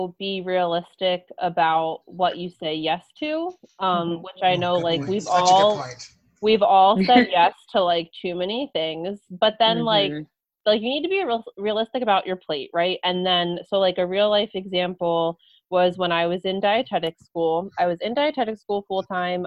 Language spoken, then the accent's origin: English; New Jersey, United States; I had moved back home, and I was commuting from South Jersey up to Montclair State University